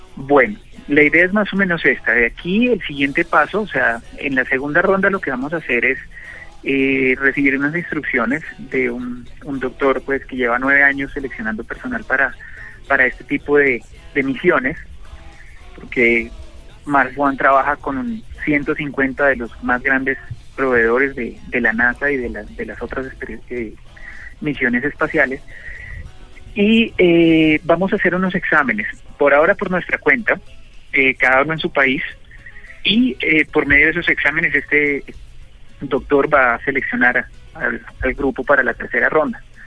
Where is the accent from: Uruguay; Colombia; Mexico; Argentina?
Colombia